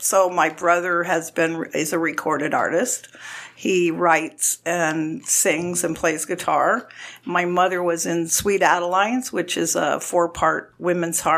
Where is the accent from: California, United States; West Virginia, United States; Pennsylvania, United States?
California, United States; Pasadena; moved away as an adult; also born or lived in Florida; I was born and raised in Pasadena, California, and I lived in California my whole life up until 4 years ago